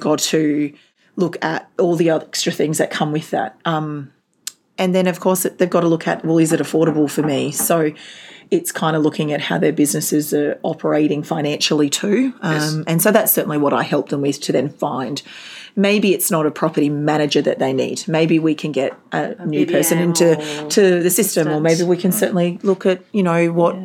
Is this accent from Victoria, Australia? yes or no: no; Gold Coast, Queensland, Australia; moved away; also born or lived in Darwin, Northern Territory; I was uh, originally from the Gold Coast and my family moved to Darwin.